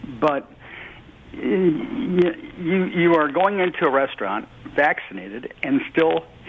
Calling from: Roscoe, Illinois, United States; also born or lived in South York, Ontario; I'm calling from Roscoe, Illinois, but I've adopted South York, Ontario.

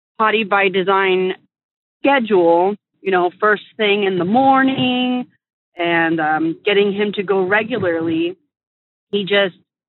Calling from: Northern California, United States; I'm calling from Northern California

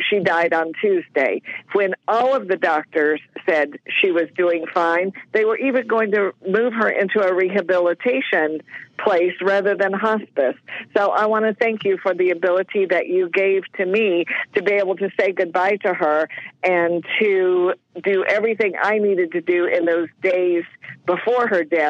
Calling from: Jensen Beach, Florida, United States; I'm calling from Jensen Beach, Florida.

